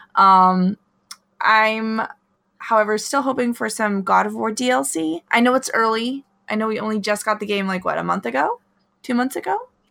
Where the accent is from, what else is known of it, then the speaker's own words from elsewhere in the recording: Alaska, United States; moved away; I grew up in Alaska